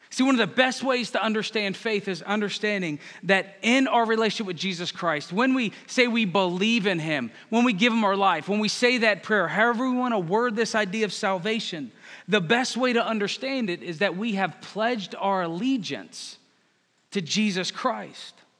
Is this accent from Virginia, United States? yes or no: yes; Northern Virginia, United States; moved away as an adult; I'm from Northern Virginia